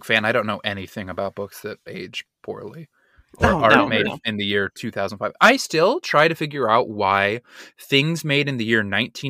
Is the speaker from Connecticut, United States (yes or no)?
no; Utah, United States; now in New York, United States; I'm from Utah.